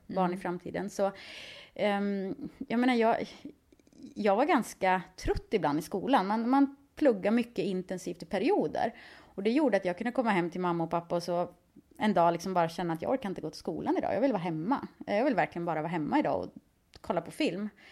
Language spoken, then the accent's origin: Swedish; Skövde, Västra Götaland, Sweden; moved away as an adult; now in Stockholm, Sweden; Jag var ganska less på Skövde och ville se någonting annat.